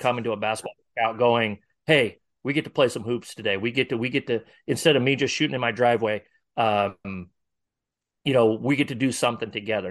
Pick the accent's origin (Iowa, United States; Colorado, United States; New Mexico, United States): Iowa, United States; Northwest; now in Omaha area, United States; I'm from Northwest Iowa originally